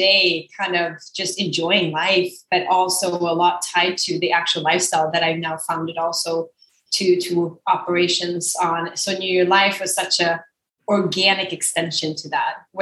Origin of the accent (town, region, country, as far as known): Sweden; moved away as an adult; now in Rhode Island, United States